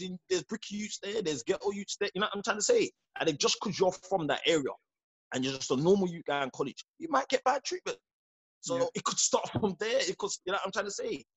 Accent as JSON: {"language": "English", "region": "London", "country": "United Kingdom", "said": "I'm from Peckham"}